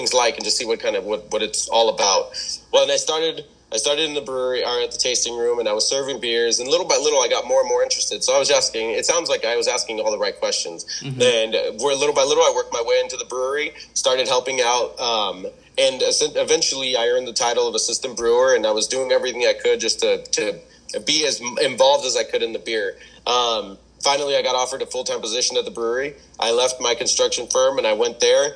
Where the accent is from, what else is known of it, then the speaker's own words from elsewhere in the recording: Wildomar, California, United States; also born or lived in Fallbrook, California / Rainbow, California; when we were 6 years old, my parents moved us up here to Wildomar, and I've been in Wildomar ever since